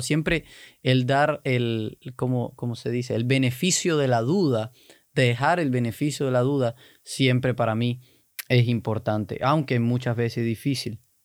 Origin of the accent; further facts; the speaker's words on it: Cuba; yo soy cubano, los cubanos somos totalmente opuestos